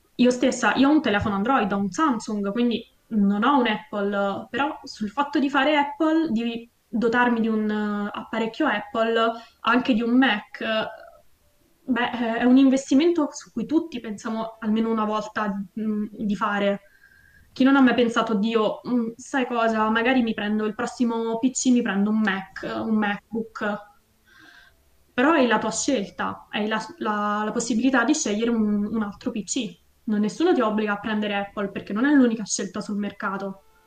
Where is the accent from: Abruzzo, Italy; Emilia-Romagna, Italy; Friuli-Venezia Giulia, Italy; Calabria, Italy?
Abruzzo, Italy; io sono abruzzese, nel luogo dove abito io l'industria maggiore è l'industria agricola